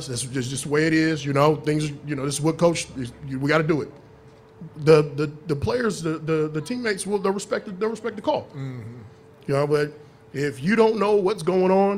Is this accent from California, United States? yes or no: yes; Sacramento, California, United States; moved away as an adult; also born or lived in Los Angeles, California / Arizona / Chicago; I was raised in Sacramento